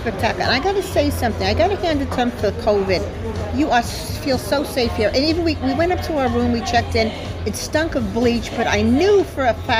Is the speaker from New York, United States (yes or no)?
yes; Long Island, New York, United States; I'm not from the area. I am from Long Island.